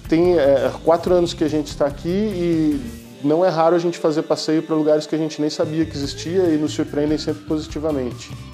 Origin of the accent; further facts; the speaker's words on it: Campinas, São Paulo, Brazil; moved away as an adult; now in Braga, Portugal; eu sou de Campinas, São Paulo, no Brasil